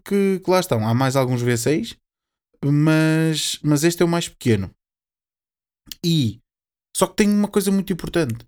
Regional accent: Portugal; nós, sendo portugueses

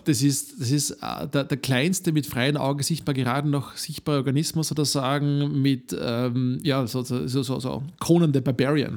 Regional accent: Upper Austria, Austria; ich bin Oberösterreicher

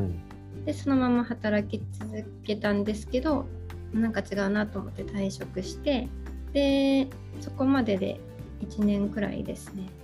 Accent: Aichi, Japan; also born or lived in Okinawa / Hokkaido; 地元が愛知なんです

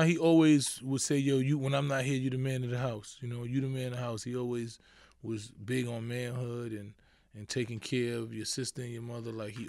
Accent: New York City, New York, United States; Born and raised in the Bronx, High Bridge section. Grew up in the hood, pretty much.

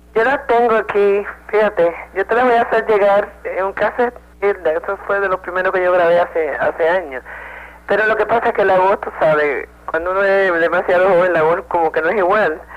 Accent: Río Piedras, Puerto Rico; now in New York, United States; Me crié en Río Piedras y estudié en Río Piedras

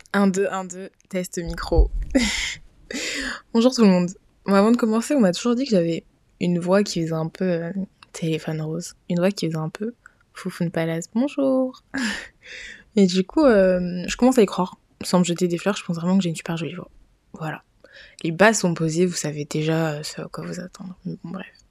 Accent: Niger; moved away as an adult; now in Paris, France; je suis nigérienne. D'ailleurs, j'ai toujours vécu au Niger et je suis venue vivre en France après avoir eu mon bac

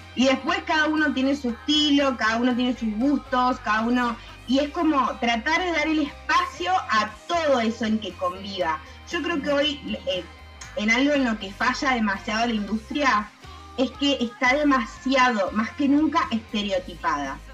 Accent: Tucumán, Argentina; moved away; also born or lived in United States; yo soy de Tucumán

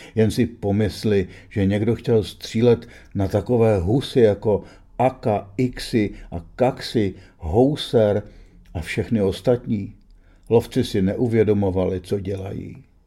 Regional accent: Czechia; jsem z Čech

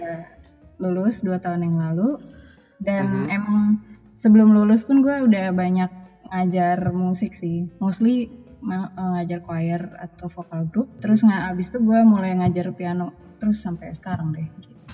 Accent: Minangkabau, Indonesia; kalau bahasa tradisional paling bahasa Minang karena gue orang Minang

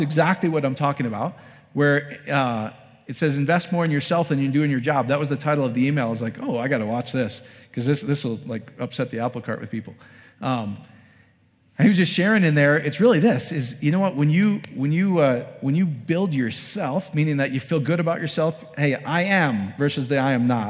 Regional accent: Iowa, United States; now in Colorado Springs, United States; I grew up in Iowa.

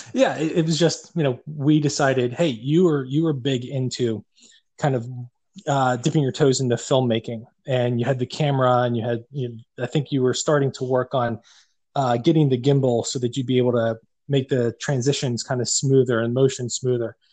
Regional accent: Pittsburgh, Pennsylvania, United States; accent: Yinzer; we're from Pittsburgh

